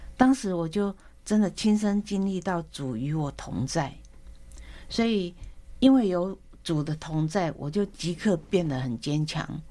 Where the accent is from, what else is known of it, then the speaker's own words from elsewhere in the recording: Taoyuan, Taiwan; moved away as an adult; also born or lived in Shuinandong, Ruifang, New Taipei / Las Vegas, United States / Chicago, United States; 我小时候住在百集，整天跟大自然为伍有关吧。在世外桃源长大的